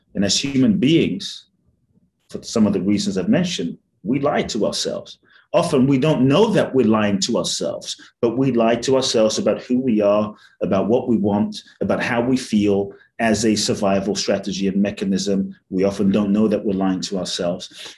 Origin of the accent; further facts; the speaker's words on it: London, United Kingdom; also born or lived in Ghana / Mexico; now in United States; I grew up in London. I live in the US and partly Mexico